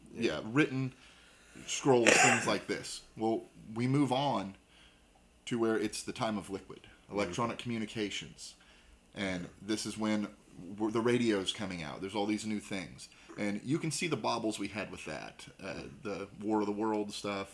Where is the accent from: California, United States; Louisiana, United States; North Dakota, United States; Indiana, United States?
Indiana, United States; Southern; we're from Southern Indiana